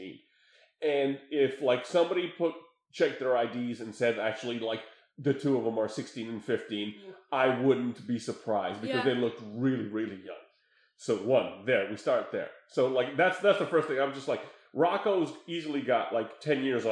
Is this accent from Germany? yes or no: yes; Germany; when I was born in Germany.